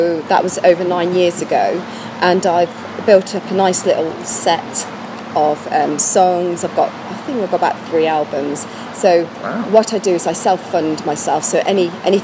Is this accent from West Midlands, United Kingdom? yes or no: yes; Warwickshire, West Midlands, United Kingdom; I'm from Warwickshire.